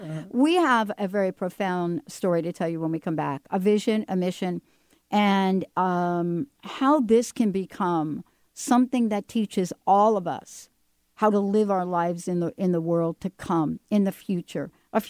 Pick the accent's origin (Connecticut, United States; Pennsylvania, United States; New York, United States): New York, United States; New York City; I grew up in New York City, and I grew up in a project, as we call them, right?